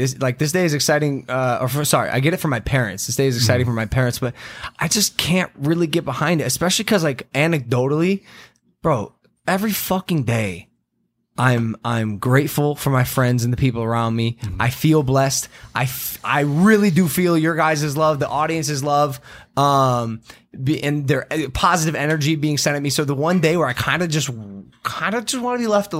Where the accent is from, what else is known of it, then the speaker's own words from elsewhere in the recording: Cleveland, Ohio, United States; I was born on April Fool's Day, 3:10 a.m., Mount Cedar Sinai in Cleveland, Ohio.